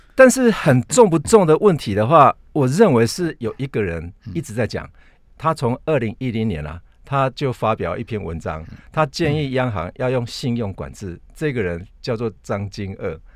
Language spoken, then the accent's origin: Chinese; Taiwan; 就是有我们台湾人，很多人都跑到加拿大